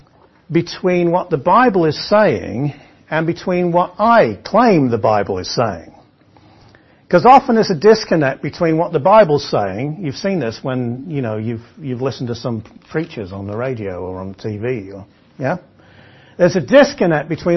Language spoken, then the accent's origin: English; England, United Kingdom; But I'm English